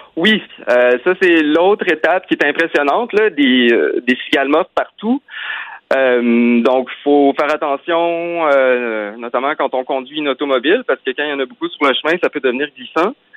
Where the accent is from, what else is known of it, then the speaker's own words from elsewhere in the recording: Quebec, Canada; chez nous au Québec